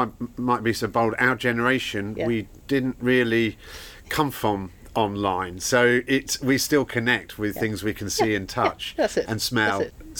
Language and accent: English; London, United Kingdom; I am from North London, so not too far away. just a little jaunt up the M1 or whatever.